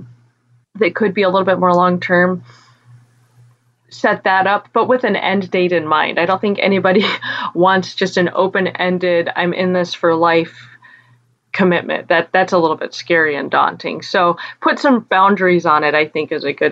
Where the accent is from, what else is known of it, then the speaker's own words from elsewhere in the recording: Wyoming, United States; I grew up in Wyoming where churches are small